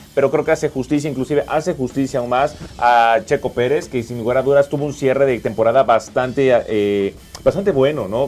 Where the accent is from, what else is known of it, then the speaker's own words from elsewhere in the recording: Mexico; como mexicanos